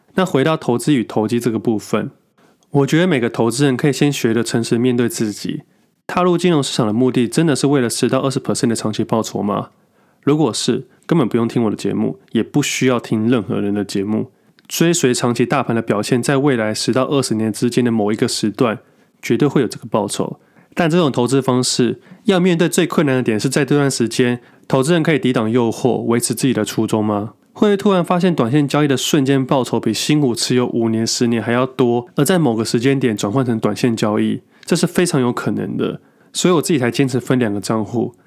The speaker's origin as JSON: {"language": "Chinese", "region": "Taipei", "country": "Taiwan", "tie": "born or raised there", "moved": "yes", "said": "我小时候是住台北，后来才搬家的"}